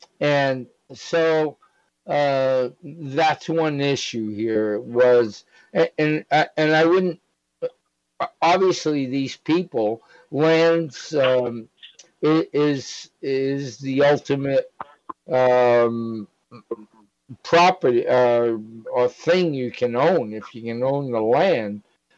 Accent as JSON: {"language": "English", "region": "Massachusetts", "country": "United States", "said": "I'm from Massachusetts."}